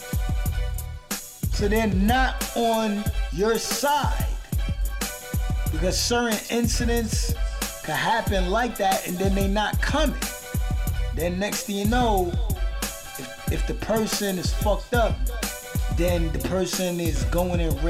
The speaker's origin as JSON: {"language": "English", "town": "New York City", "region": "New York", "country": "United States", "said": "I'm from Brooklyn, New York"}